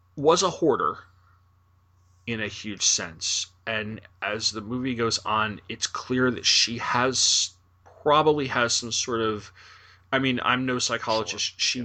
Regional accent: New York area, United States; I'm from the New York area

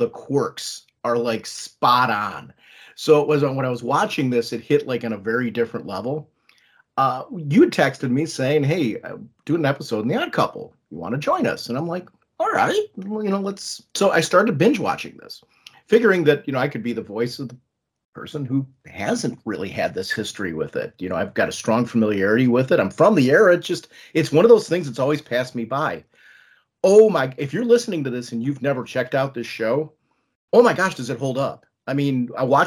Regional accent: Ohio, United States; I grew up in Ohio, and in 71, I was born in 1971.

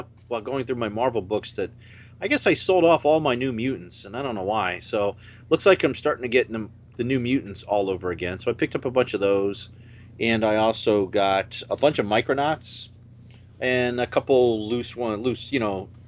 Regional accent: Oviedo, Florida, United States; I'm from Oviedo, Florida.

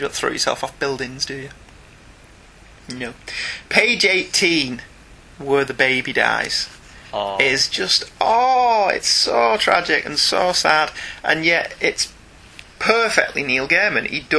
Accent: United Kingdom; I'm actually British and can't do a Cockney accent.

